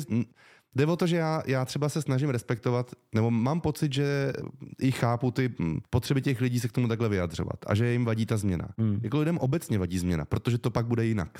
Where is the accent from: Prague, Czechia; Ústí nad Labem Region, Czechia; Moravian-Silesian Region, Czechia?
Prague, Czechia; já jsem vyrostl v Praze ve Střešovicích